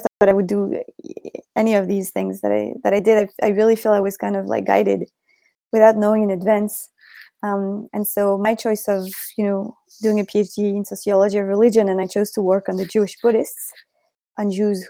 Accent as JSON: {"language": "English", "town": "Paris", "region": "Île-de-France", "country": "France", "tie": "born or raised there", "said": "I was born in Paris, and I grew up in a family very, very, very much not religious"}